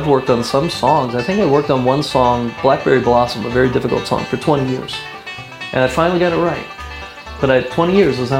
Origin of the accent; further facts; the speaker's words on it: Maryland, United States; we're from Maryland